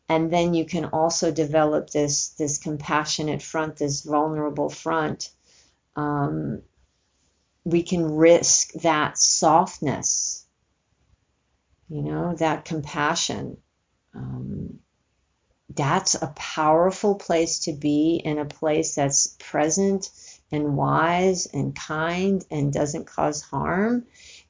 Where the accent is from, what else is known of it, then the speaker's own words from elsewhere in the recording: New York City, New York, United States; now in California, United States; growing up in New York City